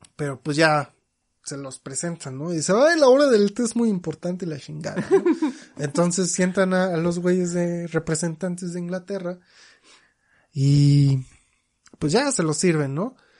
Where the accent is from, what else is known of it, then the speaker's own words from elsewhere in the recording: Mexico; yo como mexicano